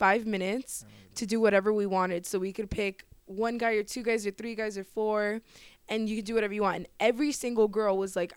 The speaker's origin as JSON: {"language": "English", "town": "Miami", "region": "Florida", "country": "United States", "said": "I'm from Miami"}